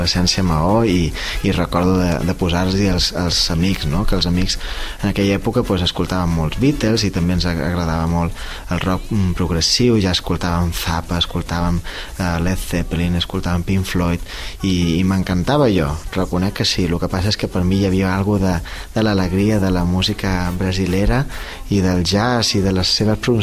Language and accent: Catalan; Mahón, Balearic Islands, Spain; moved away as an adult; now in Barcelona, Spain; som músic menorquí, nascut a Maó el 87, eh, som pianista des de que tinc 7 anys, eh, vaig viure a Menorca fins als 18